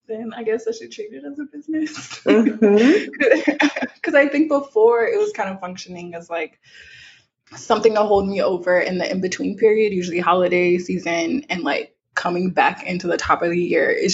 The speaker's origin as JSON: {"language": "English", "region": "South Louisiana", "country": "United States", "said": "I'm from South Louisiana"}